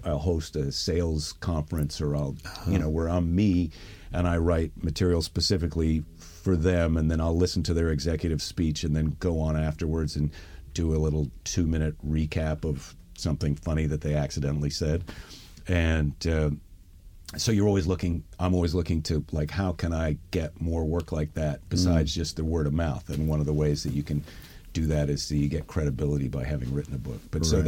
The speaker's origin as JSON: {"language": "English", "region": "Midwest", "country": "United States", "said": "Because I'm a Midwesterner"}